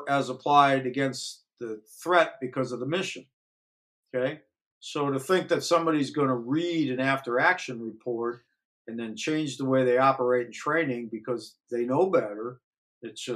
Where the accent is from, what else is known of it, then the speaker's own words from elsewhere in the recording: Northeast Ohio, United States; we grew up in Northeast Ohio